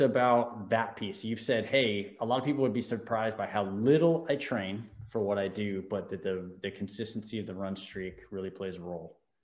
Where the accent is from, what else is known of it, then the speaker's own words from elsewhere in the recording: Newport Beach, California, United States; I was born in Newport beach